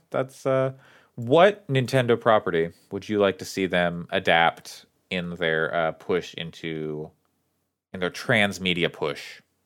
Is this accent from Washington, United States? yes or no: no; town across the river from Springfield, Oregon, United States; It's, it's the town across the river from my hometown